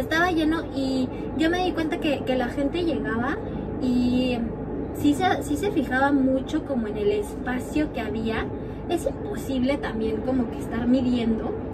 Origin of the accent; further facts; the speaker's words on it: Mexico; now in Norway; nosotros somos mexicanos